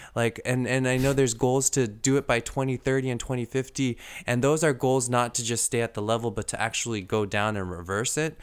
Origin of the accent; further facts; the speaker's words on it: United States; us as the American people